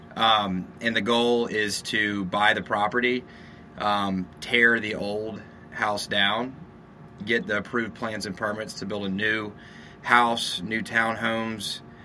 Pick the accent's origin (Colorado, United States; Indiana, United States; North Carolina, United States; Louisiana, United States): Louisiana, United States; Shreveport; moved away as an adult; also born or lived in San Diego, California / Texas; now in Austin, United States; I'm from Louisiana, Shreveport, Louisiana